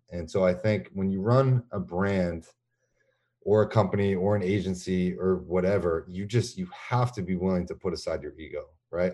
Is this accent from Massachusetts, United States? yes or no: yes; Boston, Massachusetts, United States; I'm from Boston